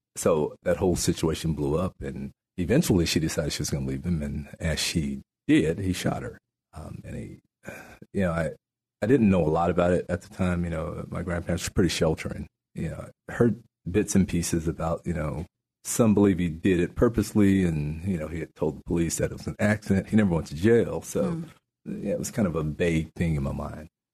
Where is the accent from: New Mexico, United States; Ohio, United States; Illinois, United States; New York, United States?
New Mexico, United States; also born or lived in Natchitoches Parish, Louisiana; now in Shreveport, United States; my grandparents moved my brother and I to New Mexico, mm. and I grew up in New Mexico